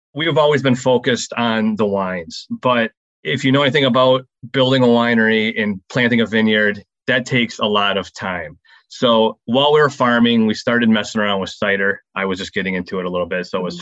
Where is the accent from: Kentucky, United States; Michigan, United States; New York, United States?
Michigan, United States; Saginaw; we're from out of the area. We're from Saginaw Lake